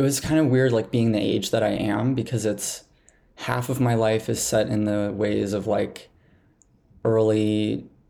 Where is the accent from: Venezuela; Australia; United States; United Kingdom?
United States; Montana; growing up in Montana.